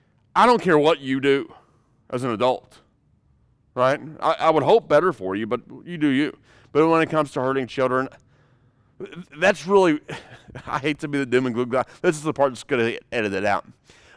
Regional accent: United States; born there; I'm so very thankful that I was born here in America, where we have freedoms and liberties.

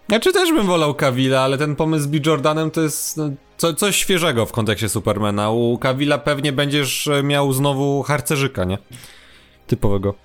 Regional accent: Kraków, Lesser Poland, Poland; u mnie na Kurdwanowie

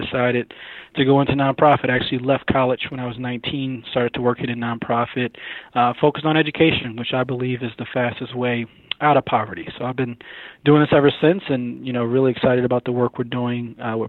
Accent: Syracuse, New York, United States; moved away as an adult; now in Atlanta, United States; Yeah, so I'm actually from Syracuse, New York. Grew up a very cold place.

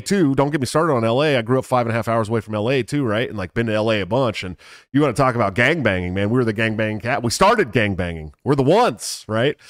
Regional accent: Bay Area, California, United States; I grew up in the Bay Area

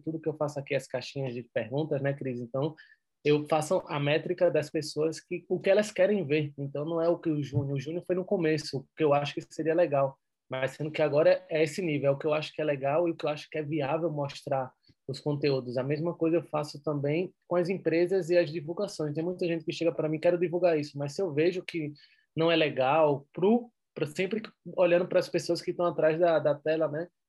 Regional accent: Recife, Pernambuco, Brazil; accent: pernambucano, nordeste; moved away as an adult; now in Madrid, Spain; Eu sou de Recife, da praia

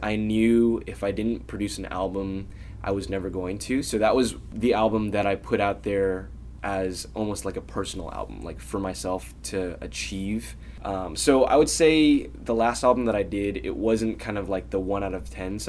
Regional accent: Bay Area, California, United States; growing up in the Bay Area

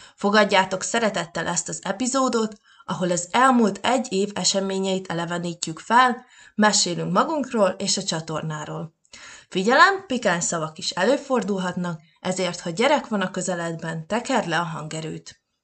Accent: Csorvás, Békés, Hungary; Csorvás, Békés megyei vagyok.

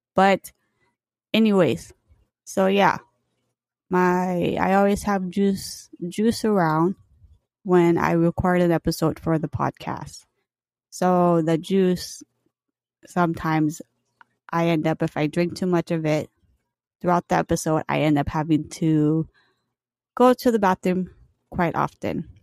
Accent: Hawaii, United States; also born or lived in California; Hawaii, I grew up here

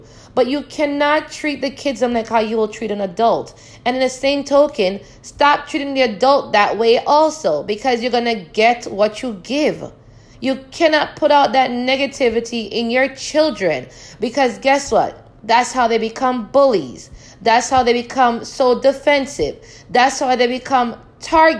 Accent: Jamaica; moved away; Growing up in Jamaica

